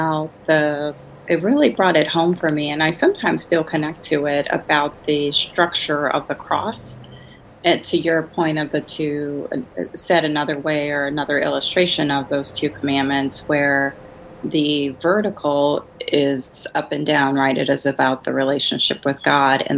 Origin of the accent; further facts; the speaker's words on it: New Orleans, Louisiana, United States; moved away as an adult; also born or lived in Washington, D.C. / Chicago; I grew up in New Orleans, Louisiana, where there's a heavy, heavy concentration of Catholics